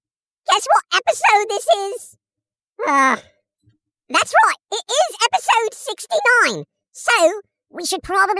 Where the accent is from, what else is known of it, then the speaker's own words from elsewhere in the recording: England, United Kingdom; I'm English